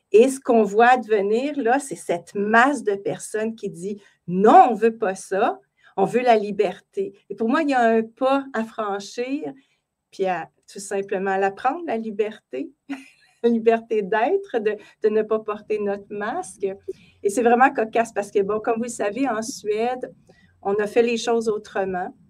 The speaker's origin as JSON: {"language": "French", "country": "Canada", "said": "chez nous au Canada"}